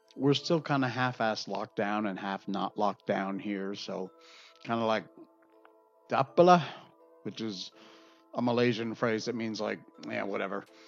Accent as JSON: {"language": "English", "region": "Connecticut", "country": "United States", "tie": "born or raised there", "moved": "yes", "said": "I grew up in Connecticut"}